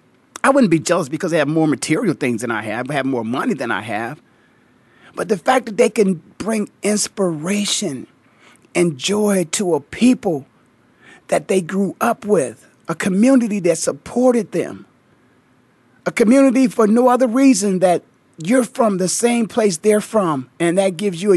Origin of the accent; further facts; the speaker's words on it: Canton, Ohio, United States; Born and raised in the Hall of Fame city of Canton, Ohio